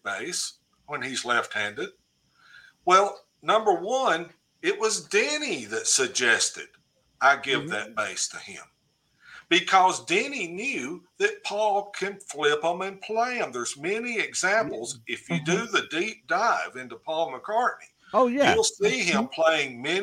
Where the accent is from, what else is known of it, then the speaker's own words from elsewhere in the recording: Cookeville, Tennessee, United States; in my hometown